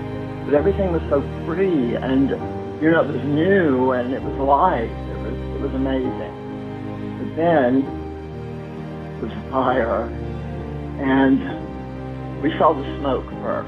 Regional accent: Ohio, United States; moved away as an adult; We're green. We're right off the truck. You know, we're from Ohio.

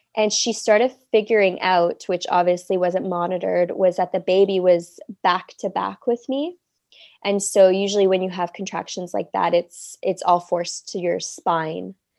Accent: Toronto, Ontario, Canada; moved away as an adult; now in Cannes, France; I'm from Toronto, Canada, but I live in Cannes, France right now

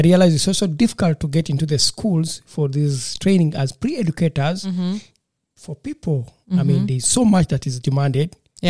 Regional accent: Uganda; first language Lusoga; English is a second language; now in Germany; I'm from Uganda, and Uganda is a colony for the British.

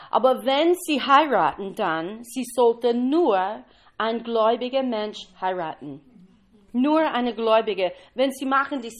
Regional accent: Kentucky, United States; German is a second language; ich komme aus Kentucky, ein bisschen temperamentvoll.

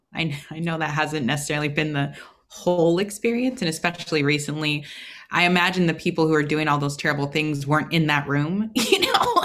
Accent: Portland, Oregon, United States; growing up in Oregon

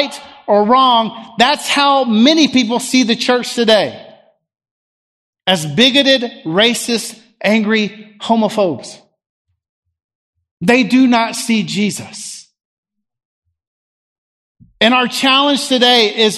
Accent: United States

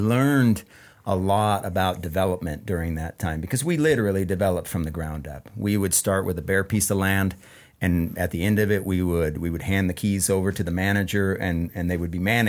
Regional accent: Ephrata, United States; moved away; We're both from Ephrata.

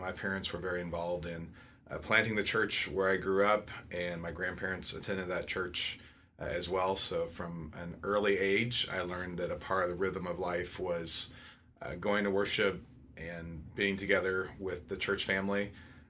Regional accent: Fresno, California, United States; also born or lived in Santa Clara, California; I grew up in Fresno, California.

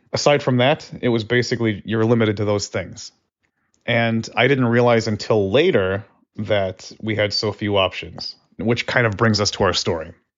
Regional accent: Buffalo, New York, United States; I grew up in Buffalo, New York

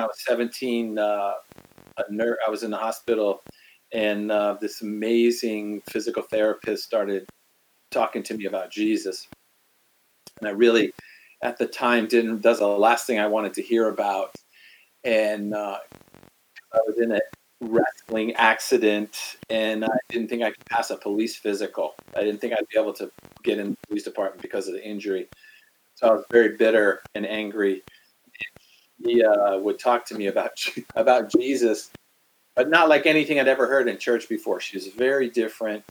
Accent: Washington, District of Columbia, United States; I'm from the East Coast, grew up in Washington, D.C.

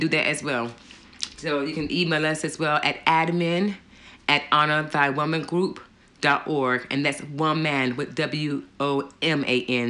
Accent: United States; moved away as an adult; now in Gloucestershire, United Kingdom; I'm from America

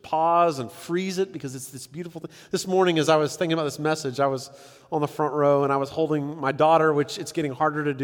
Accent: San Diego, California, United States; I grew up in San Diego

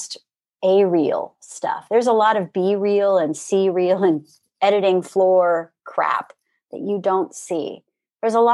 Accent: Orange Park, Florida, United States; moved away; also born or lived in Jacksonville, Florida; I'm from Jacksonville originally, born in Jacksonville, grew up in Orange Park

